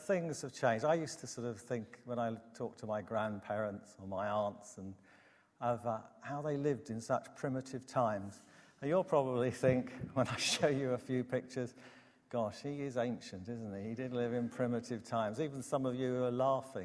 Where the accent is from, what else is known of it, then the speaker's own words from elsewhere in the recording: Herne Bay, South East England, United Kingdom; When I was almost 10, where I grew up in Herne Bay, the sea froze